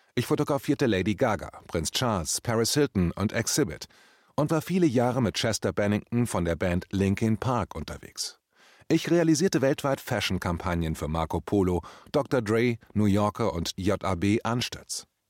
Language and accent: German; Braunschweig, Lower Saxony, Germany; also born or lived in Hamburg; Nach dem Umzug nach Braunschweig